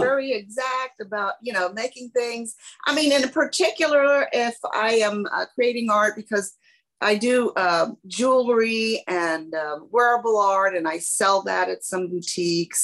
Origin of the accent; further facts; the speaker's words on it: San Antonio, Texas, United States; as a child growing up in San Antonio, uh, Hispanic